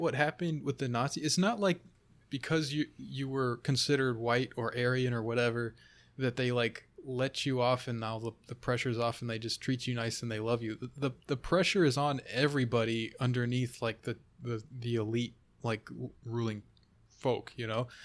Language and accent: English; United States; also born or lived in Finland (ancestry); I'm Finnish American